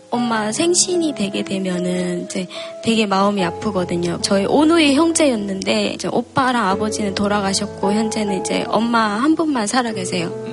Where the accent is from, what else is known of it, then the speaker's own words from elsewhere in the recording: Gyeongwon County, North Hamgyong, North Korea; now in South Korea; 저는 이제 고향이 북한입니다. 14년 전에